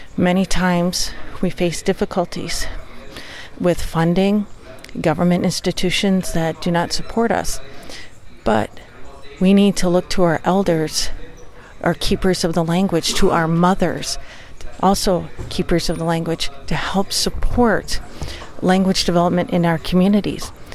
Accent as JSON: {"language": "English", "area": "St. Croix tribe", "region": "Wisconsin", "country": "United States", "said": "I'm Ojibwa from the St. Croix tribe of uh, Ojibwa in Wisconsin and the United States"}